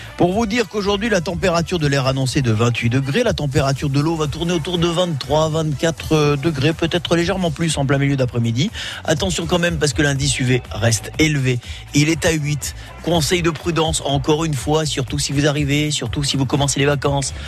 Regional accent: Menton, Provence-Alpes-Côte d'Azur, France; accent: accent du Sud; je suis un enfant du pays

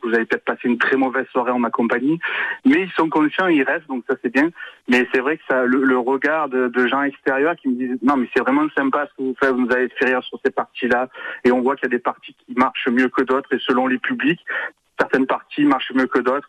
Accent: Marseille, Provence-Alpes-Côte d'Azur, France; accent: Marseille gouaille; ma gouaille euh, marseillaise, que je suis marseillais

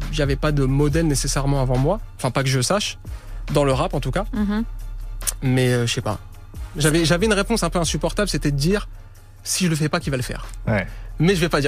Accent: France; Voilà, je suis français et on s'en fout.

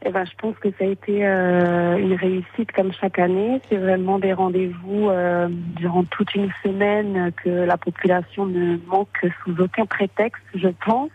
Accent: St. Pierre & Miquelon; je suis native de Saint-Pierre-et-Miquelon

